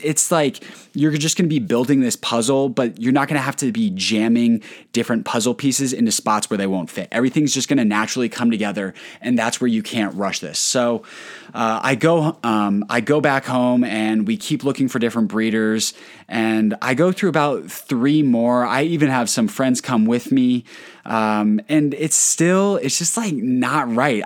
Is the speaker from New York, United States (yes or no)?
no; Colorado, United States; I'm from Colorado